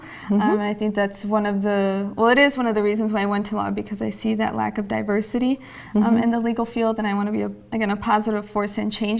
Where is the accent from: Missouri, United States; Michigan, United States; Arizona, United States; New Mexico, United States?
Michigan, United States; Holland; So I was born and raised in Holland, Michigan. That's on the west side of the state.